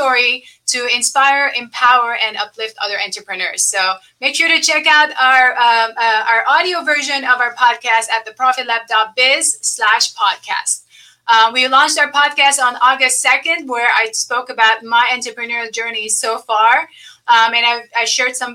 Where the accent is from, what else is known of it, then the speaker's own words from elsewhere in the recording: Lebanon; moved away; I was born and raised in Lebanon in the middle of war. So all I know from the time I was born was like war until I left the country